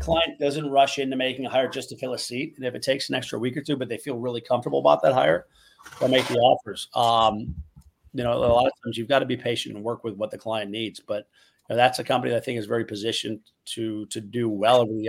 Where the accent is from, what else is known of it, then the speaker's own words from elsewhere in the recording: Chicago, Illinois, United States; moved away as an adult; now in Miami, United States; I moved down to Miami, but I'm from Chicago